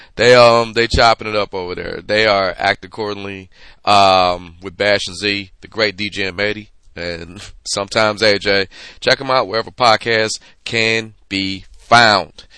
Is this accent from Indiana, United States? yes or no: no; Detroit, Michigan, United States; I am from Detroit.